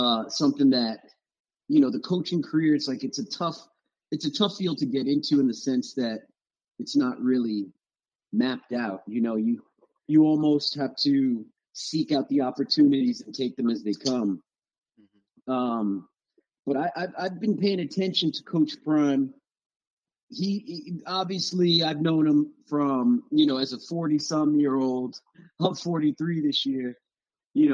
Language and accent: English; South Florida, United States; moved away as an adult; also born or lived in North Carolina; I was coming from South Florida